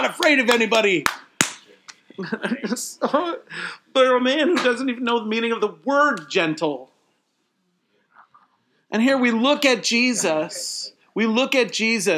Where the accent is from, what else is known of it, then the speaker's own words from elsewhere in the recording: United States; I'm an American